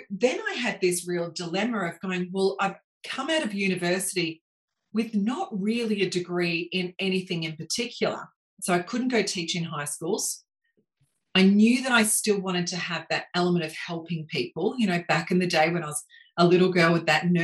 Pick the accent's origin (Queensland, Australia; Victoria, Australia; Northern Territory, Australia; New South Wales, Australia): Victoria, Australia; Melbourne; I grew up in Melbourne. In fact, I grew up at the base of the Dandenong Ranges. So little kid from Montrose